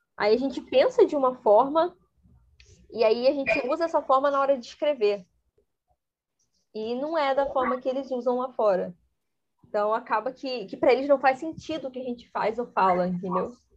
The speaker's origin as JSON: {"language": "Portuguese", "country": "Brazil", "first_language": "Portuguese", "said": "eu sei português, que eu sou brasileira"}